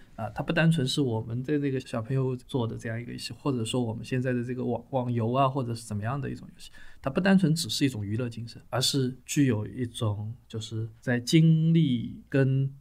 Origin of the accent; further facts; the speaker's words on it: China; 按照我们中国人的术语来说